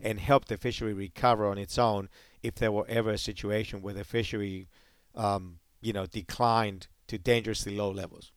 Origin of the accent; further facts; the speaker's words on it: Greece; also born or lived in Hawaii, United States; now in United States; I'm from the Mediterranean